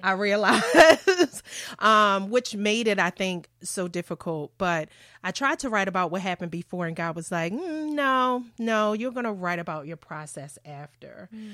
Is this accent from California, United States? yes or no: no; Baltimore, Maryland, United States; born and raised in Baltimore, went to school, elementary, middle